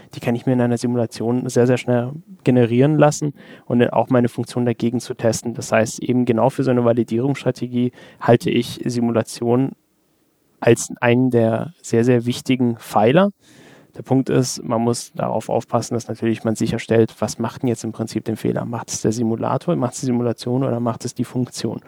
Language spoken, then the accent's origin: German; Germany; bei uns in Deutschland